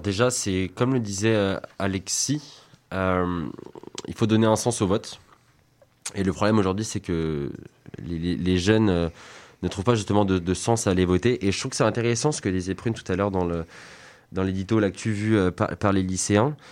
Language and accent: French; France; en tant que Français